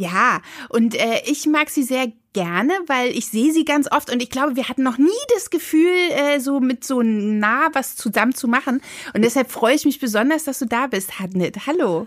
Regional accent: GDR, East Germany, Germany; ich komme aus der DDR

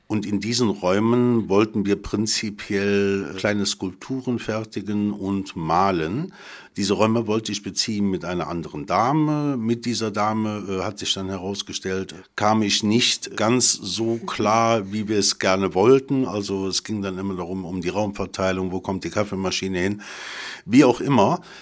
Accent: Cologne, North Rhine-Westphalia, Germany; Ich stamme aus Köln

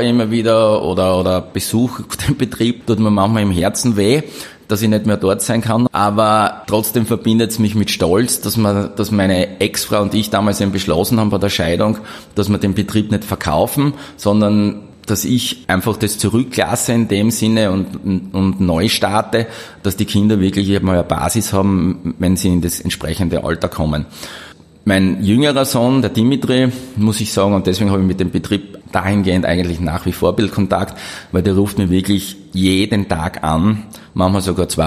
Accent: Graz, Styria, Austria; Ich bin in Graz geboren, 1970, bin in die Schule gegangen, Volksschule, Mittelschule

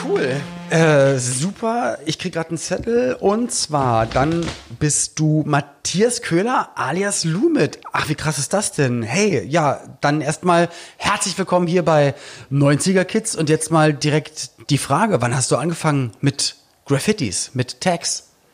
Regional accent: Berlin, Germany; jemand, der aus Berlin kommt

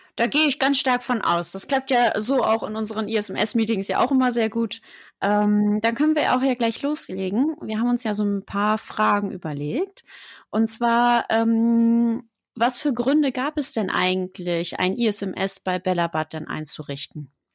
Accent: Germany; hier bei uns in Deutschland

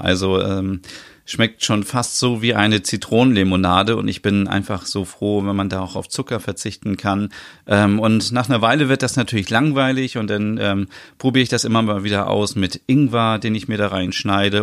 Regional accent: Osnabrück, Lower Saxony, Germany; in meiner Heimatstadt

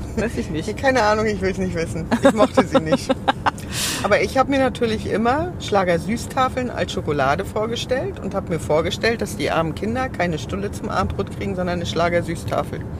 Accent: East Germany, Germany; ich komme ja aus dem Osten

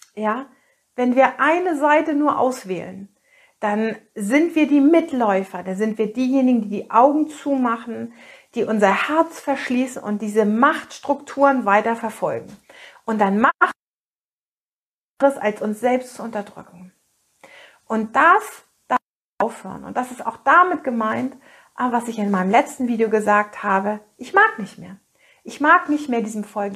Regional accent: Northern Germany, Germany; hier bei uns in Norddeutschland

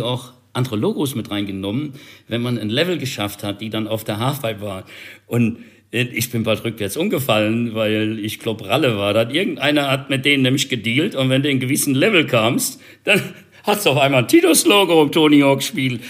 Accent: Germany; Bei uns in Deutschland

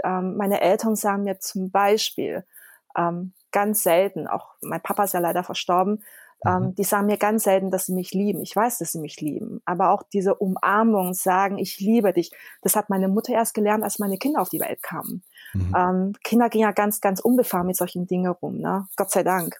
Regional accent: Konstanz, Baden-Württemberg, Germany; German is a second language; also born or lived in Taiwan; Ich bin ja in Konstanz und auf der Insel Reichenau aufgewachsen.

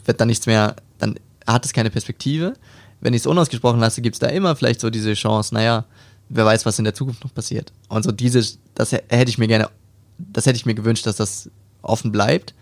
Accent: Hamburg, Germany; moved away as an adult; now in Stuttgart, Germany; ich komme aus dem Norden von Deutschland, also aus Hamburg, da bin ich geboren und bin dort aufgewachsen

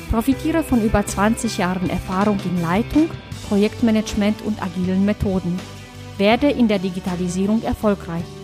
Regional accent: Freiburg, Baden-Württemberg, Germany; born there; Bächle ist mein Geburtsort, ich bin Freiburger gebürtiger

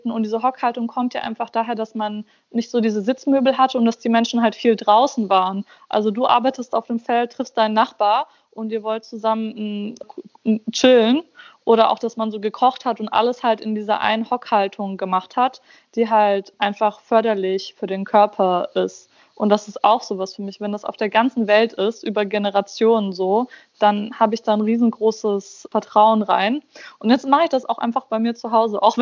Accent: Germany; Also in meiner Heimatstadt in Deutschland, wo ich aufgewachsen bin quasi

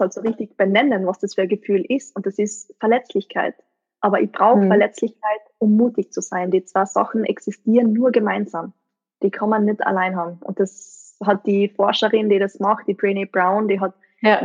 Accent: East Tyrol, Austria; aus meiner Gegend, also wo ich her bin, aus Osttirol

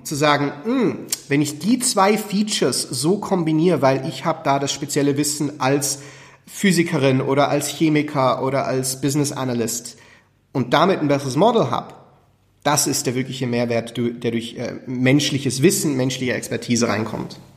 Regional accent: Switzerland; Schweizer und Schweizer Firma

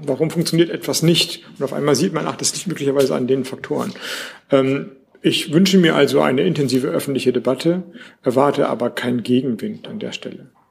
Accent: Schleswig-Holstein, Germany; also born or lived in Flensburg; ich komme aus Schleswig-Holstein, ich wohne in Flensburg

